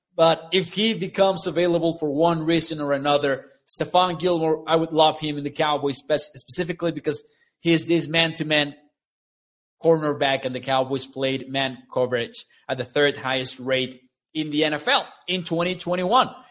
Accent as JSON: {"language": "English", "country": "Mexico", "tie": "born or raised there", "said": "They came to my hometown, the, the Mexico series"}